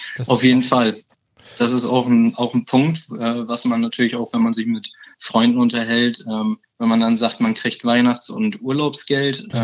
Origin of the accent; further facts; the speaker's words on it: Bremen, Germany; 21 Jahre alt, ich komme aus Bremen und bin seit 2018 im Allianz-Team